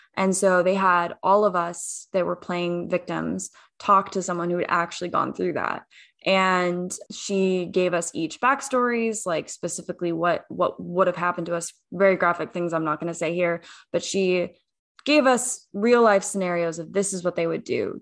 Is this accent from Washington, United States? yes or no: yes; Washington, United States; I grew up in Washington State